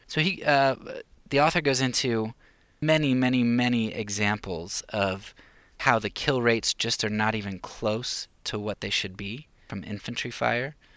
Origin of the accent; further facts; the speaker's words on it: United States; I grew up in the United States